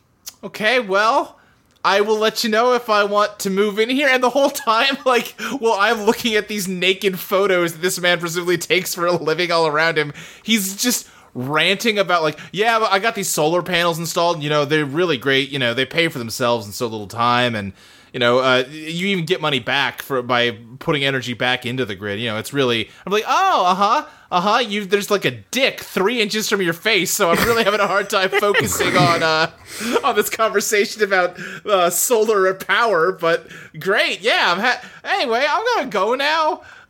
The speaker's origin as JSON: {"language": "English", "region": "Kentucky", "country": "United States", "tie": "born or raised there", "said": "Yeah, I never did it, but I grew up like near Louisville, and they have a decommissioned tuberculosis hospital that they would give tours of around Halloween time."}